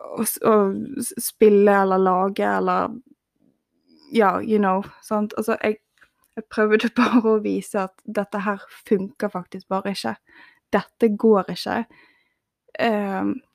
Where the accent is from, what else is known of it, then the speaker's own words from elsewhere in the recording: Bergen, Vestland, Norway; moved away as an adult; jeg måtte flytte seks timer vekk fra Bergen, der jeg er ifra